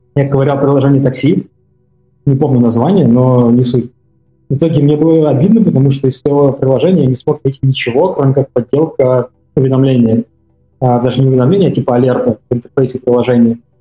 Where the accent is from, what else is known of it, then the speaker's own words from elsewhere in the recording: Tomsk, Tomsk Oblast, Russia; я сам из Томска